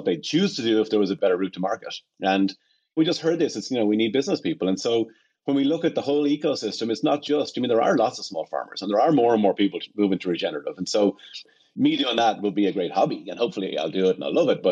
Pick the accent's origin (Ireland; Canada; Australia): Ireland; moved away; I'm from Ireland, obviously, and I spent all my summers and holidays on family farms